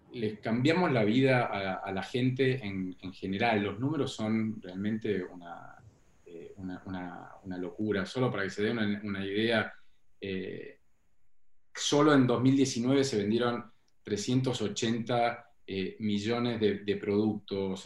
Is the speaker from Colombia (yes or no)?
no; Tucumán, Argentina; moved away as an adult; now in Buenos Aires, Argentina; cuando yo me fui de Tucumán